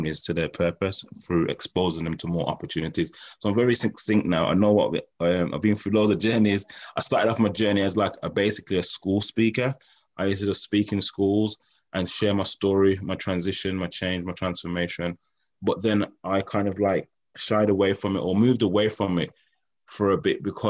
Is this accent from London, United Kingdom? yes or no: no; Birmingham, West Midlands, United Kingdom; I grew up in Birmingham, West Midlands, around a council estate